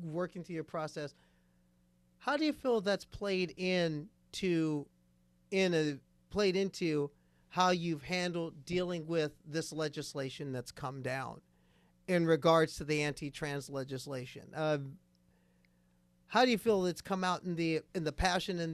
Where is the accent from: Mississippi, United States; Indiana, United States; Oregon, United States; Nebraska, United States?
Nebraska, United States; I was born in Nebraska